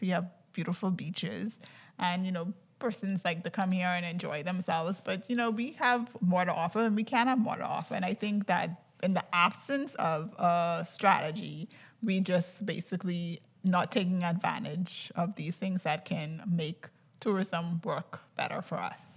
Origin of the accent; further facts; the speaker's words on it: Andros, Bahamas; I'm from Andros